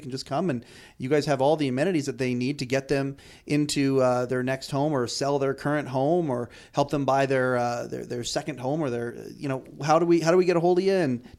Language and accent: English; Black Mountain, North Carolina, United States; it's my stomping grounds. That's where my parents still are. Yeah, I grew up in Black Mountain.